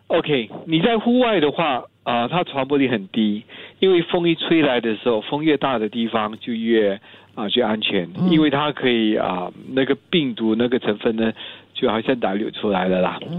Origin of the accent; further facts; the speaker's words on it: Singapore; 我们新加坡人